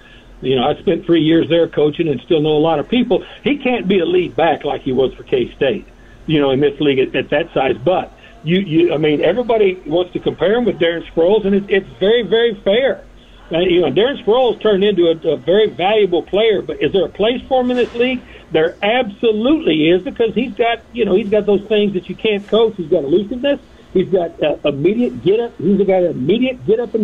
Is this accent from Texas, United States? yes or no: yes; West Texas, United States; I grew up in West Texas